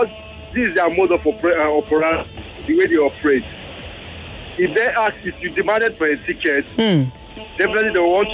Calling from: Lagos, Nigeria; Yeah, I'm calling from Ilegwishi.

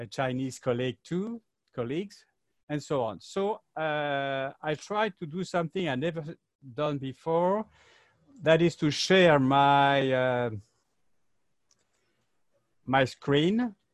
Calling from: Paris, Île-de-France, France; I'm talking from Paris, that is very chic

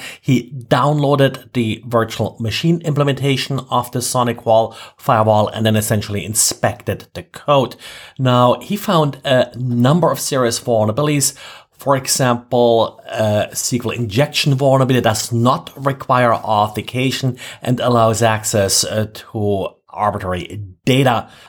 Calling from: Jacksonville, Florida, United States; today I'm recording from Jacksonville, Florida.

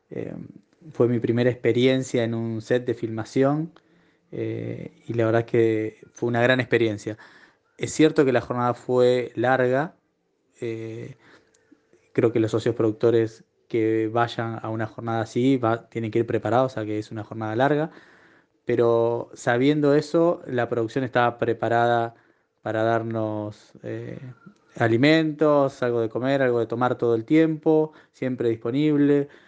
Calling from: Pilar, Buenos Aires Province, Argentina; Buenos días … de Pilar.

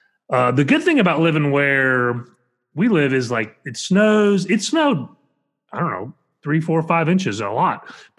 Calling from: Oklahoma City, Oklahoma, United States; I am calling in from Oklahoma City as one of the hosts of iHeartPCA.

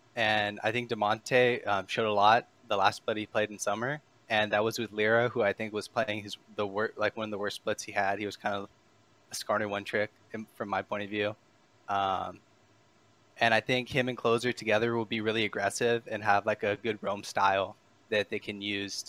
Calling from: Downey, California, United States; Downey, California.

